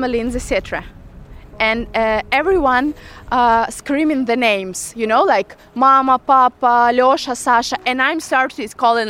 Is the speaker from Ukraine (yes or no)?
yes; Mariupol, Donetsk Oblast, Ukraine; English is a second language; moved away; I'm from Mariupol. … from Mariupol.